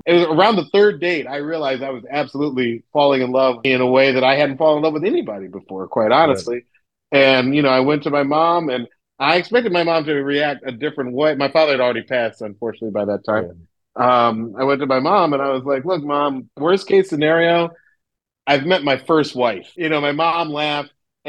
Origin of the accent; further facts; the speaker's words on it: the South, United States; Growing up in the South, I never thought of mixed kids as anything other than black.